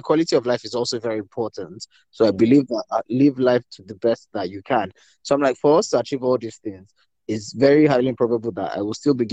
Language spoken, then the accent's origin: English; Nigeria; moved away; being a Nigerian man